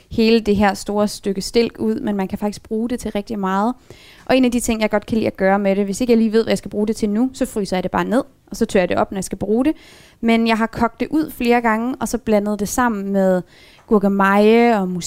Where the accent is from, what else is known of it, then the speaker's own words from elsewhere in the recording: Aalborg, North Jutland, Denmark; Der var en lang periode, hvor der ikke var en løsvægtsbutik heroppe i Aalborg, og der tror tror jeg var den eneste Aalborgenser, der købte pasta i København.